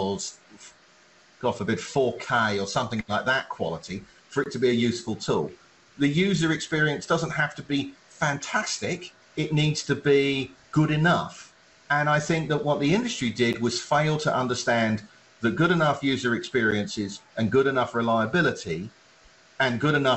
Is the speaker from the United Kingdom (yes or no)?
yes; England, United Kingdom; now in United States; I, as an Englishman, grew up watching PAL television quality, European quality television in the UK, came to America